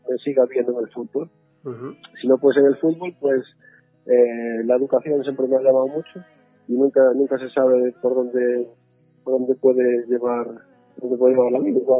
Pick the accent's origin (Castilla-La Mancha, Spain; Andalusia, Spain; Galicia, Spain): Galicia, Spain; moved away as an adult; now in Northampton, United Kingdom; siendo gallego como dices